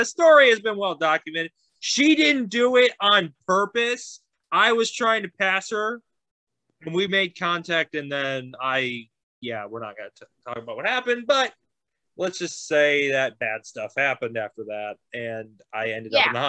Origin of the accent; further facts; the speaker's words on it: Midwest, United States; I'm from the Midwest.